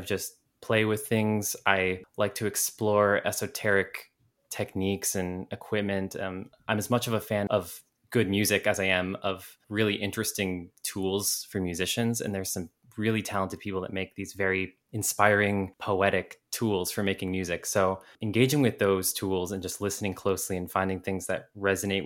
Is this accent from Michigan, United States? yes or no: no; Monroe, Washington, United States; I'm from the outskirts, like 45 minutes northeast of Seattle, a town called Monroe